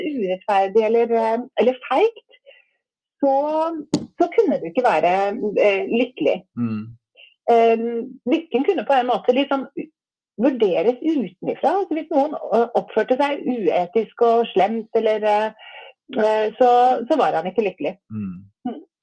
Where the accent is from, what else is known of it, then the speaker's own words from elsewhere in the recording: Asker, Akershus, Norway; jeg vokste opp i Asker.